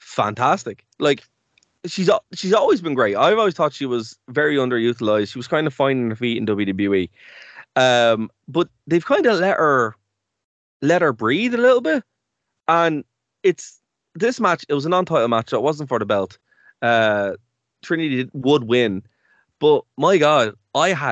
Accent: Ireland; we're Irish

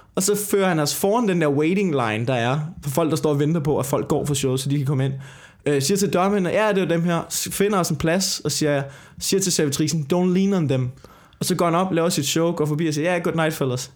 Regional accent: Denmark; vi er komikere fra Danmark

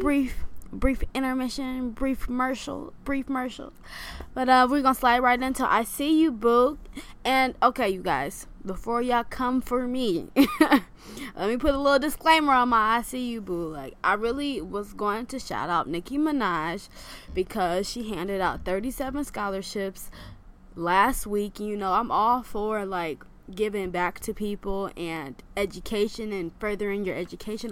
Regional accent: Michigan, United States; moved away; I'm from Michigan

